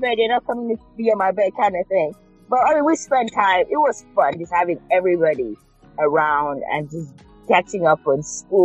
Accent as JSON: {"language": "English", "region": "Cross River", "country": "Nigeria", "tie": "born or raised there", "also_born_or_lived": "Chicago, United States / Florida, United States", "moved": "as an adult", "lives_now": "Louisville, United States", "said": "I was in Nigeria almost 20 years. So we, I think growing up in Nigeria, we have, my family's also were pretty close"}